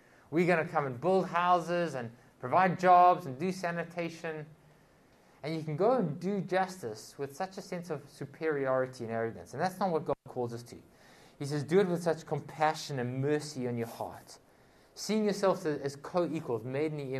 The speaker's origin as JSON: {"language": "English", "country": "South Africa", "said": "I come from South Africa"}